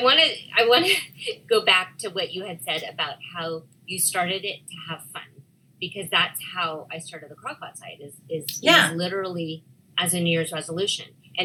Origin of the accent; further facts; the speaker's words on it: Scotland, United Kingdom; No, well, I'm Scottish.